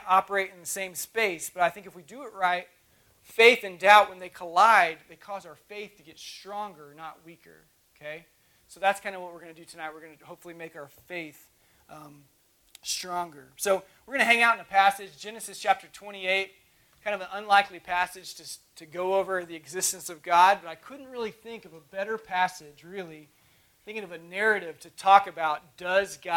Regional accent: Oklahoma, United States; moved away; I'm from Oklahoma originally.

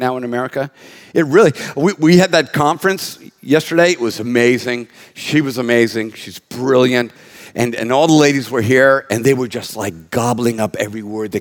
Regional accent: United States; an American that's been around since 1959

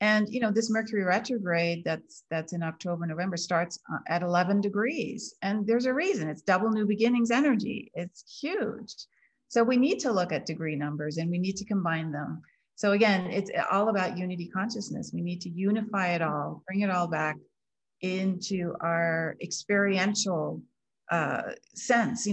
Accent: United States; I grew up in the German community outside of DC, Washington DC

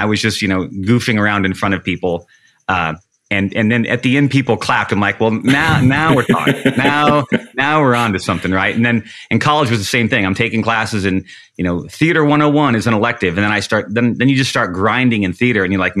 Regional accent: Washington, United States; I'm from Washington State and I'd love to do an internship here.

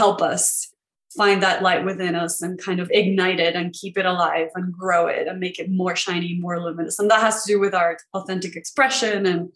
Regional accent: Venezuela; moved away as an adult; So I grew up in Venezuela, and that's where I went to school

